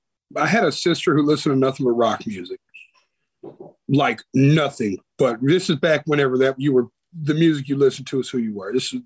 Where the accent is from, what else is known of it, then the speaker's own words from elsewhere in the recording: Nashville, Tennessee, United States; also born or lived in Las Vegas; I was born right here in Nashville, Tennessee